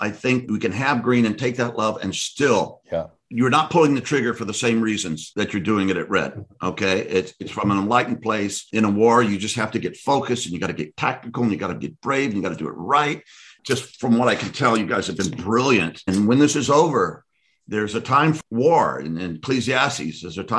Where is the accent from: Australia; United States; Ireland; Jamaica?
United States; as American